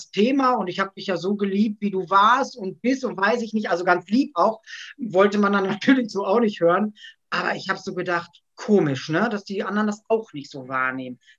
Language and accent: German; Gelsenkirchen, North Rhine-Westphalia, Germany; ich bin 41 Jahre alt, ich komme aus Gelsenkirchen und ich bin WW-Coach.